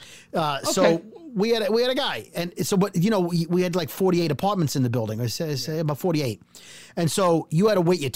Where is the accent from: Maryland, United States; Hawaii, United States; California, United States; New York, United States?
New York, United States; New York City; I'm from Brooklyn